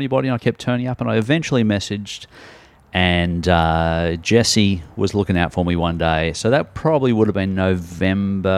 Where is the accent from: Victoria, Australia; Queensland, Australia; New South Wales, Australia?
New South Wales, Australia; Sydney; also born or lived in Kingsgrove, Sydney; I grew up on the north side of Sydney in the beaches. So at Collaroy, that was home.